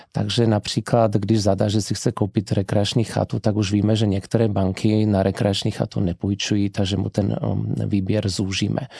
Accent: Slovakia; first language Slovak; Czech is a second language; Já jsem vlastně Čechoslovák, protože můj tatínek je Čech a maminka je Slovenka. Narodil jsem se v Československu, mám obě občanství, ale slovenština je můj první jazyk, čeština druhý

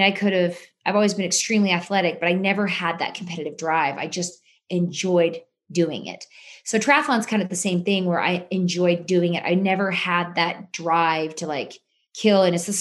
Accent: Utah, United States; I grew up here in Utah

